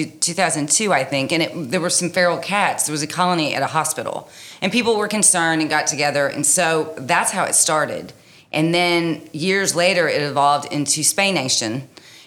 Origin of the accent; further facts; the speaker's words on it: Texas, United States; moved away; I'm from Texas